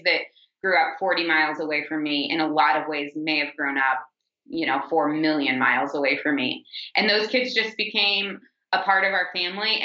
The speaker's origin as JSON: {"language": "English", "town": "St. Louis", "region": "Missouri", "country": "United States", "tie": "born or raised there", "said": "I grew up in St. Louis, Missouri"}